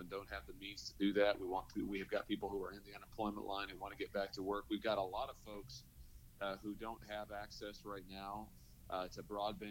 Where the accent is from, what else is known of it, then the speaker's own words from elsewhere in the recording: Lexington, Missouri, United States; I grew up in Lexington, Missouri, over in Lafayette County.